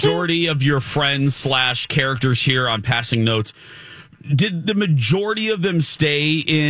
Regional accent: Indiana, United States; born or raised there; moved away

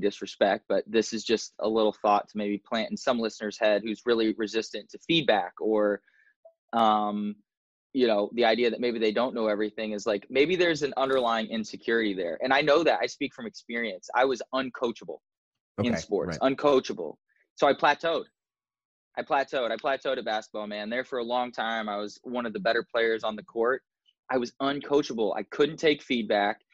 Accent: Indiana, United States; moved away as an adult; now in Southern California, United States; my home state. I love Indiana

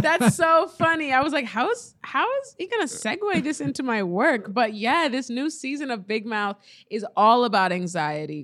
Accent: Nebraska, United States; I'm from Nebraska where, like, everything is new and fresh

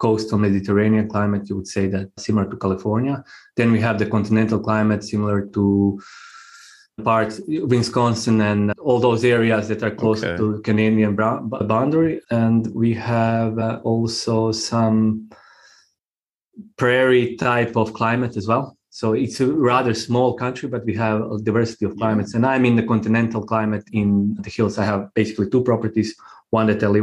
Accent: Croatia; also born or lived in Australia; I live in Croatia. I was born here and I spent most of my life here, except a small part of my life when I lived in Australia. So I grew up in Croatia during the war.

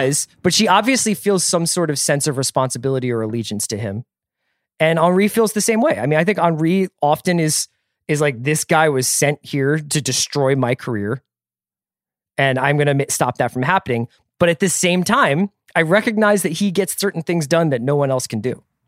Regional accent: United States; As an American office drone

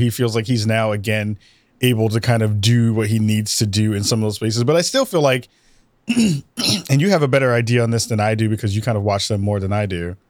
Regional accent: New York, United States; I, as a New Yorker

